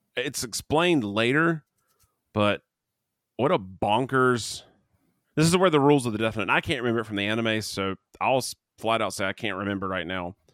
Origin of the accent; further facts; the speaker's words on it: Canada; I'm Canadian